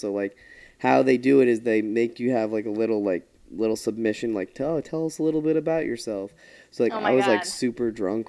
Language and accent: English; Long Island, New York, United States; I'm from Long Island.